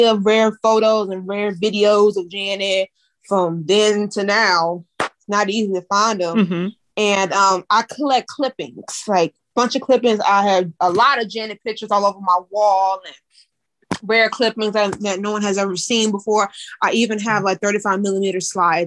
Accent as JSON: {"language": "English", "region": "Missouri", "country": "United States", "tie": "born or raised there", "said": "I am born and raised in Missouri"}